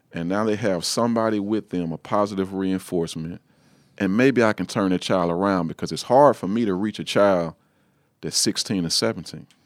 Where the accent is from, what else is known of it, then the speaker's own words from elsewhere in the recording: Shreveport, Louisiana, United States; I'm from Shreveport, Louisiana. I'm the pastor of Galilee Missionary Baptist Church in Shreveport. Um, pretty much been living there all my life